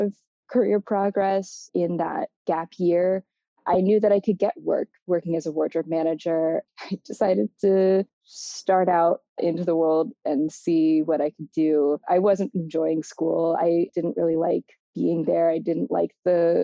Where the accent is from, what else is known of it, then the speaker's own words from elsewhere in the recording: Baton Rouge, Louisiana, United States; now in Chicago, United States; I grew up in Baton Rouge, Louisiana